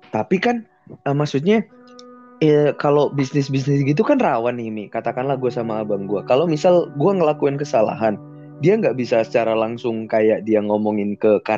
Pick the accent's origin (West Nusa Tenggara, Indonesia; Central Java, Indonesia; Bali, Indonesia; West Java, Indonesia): Central Java, Indonesia; Pekalongan; iya, iya kan, btw gue dari